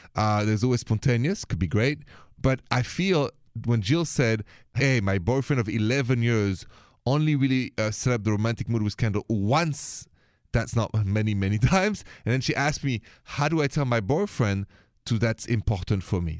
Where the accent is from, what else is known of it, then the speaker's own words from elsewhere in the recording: Paris, Île-de-France, France; accent: French; moved away; my accent is from France, from Paris.